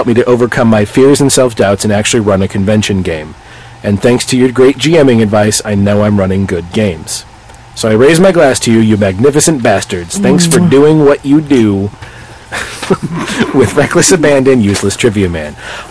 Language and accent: English; United States; we're from America.